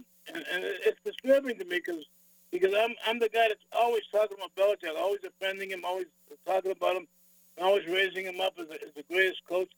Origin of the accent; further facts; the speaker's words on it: Boston, Massachusetts, United States; moved away; I'm from Boston.